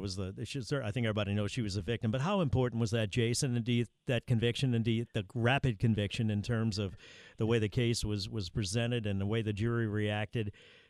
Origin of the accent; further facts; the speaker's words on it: New Orleans, Louisiana, United States; I'm from New Orleans